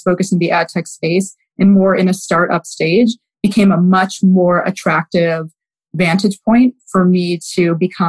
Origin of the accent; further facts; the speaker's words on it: Wheaton, Illinois, United States; also born or lived in Houston, Texas; I was raised in Wheaton, Illinois, which is a western suburb of Chicago